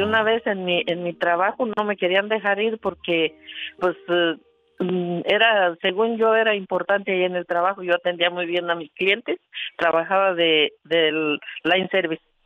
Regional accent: La Soledad, Michoacán, Mexico; Yo crecí en la Soledad, municipio de Chavina, Michoacán, México.

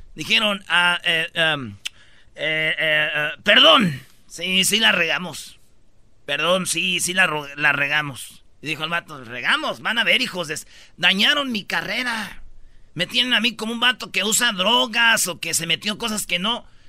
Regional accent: Michoacán, Mexico; como buen michacano

